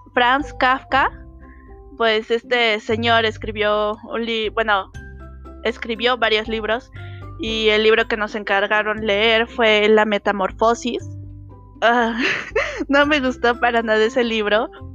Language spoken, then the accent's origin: Spanish; Mexico; soy mexicana.